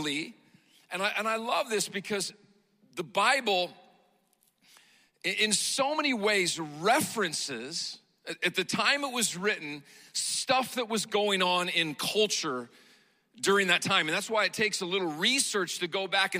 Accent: Montana, United States; I grew up in Montana

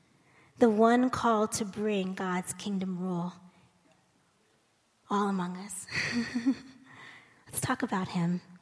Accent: United States; as an American

